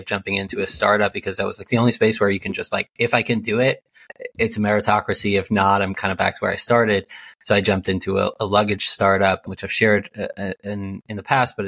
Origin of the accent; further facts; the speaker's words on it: New Jersey, United States; also born or lived in Israel; I grew up in Jersey, number two of 10 children, very ultra-Orthodox Jewish world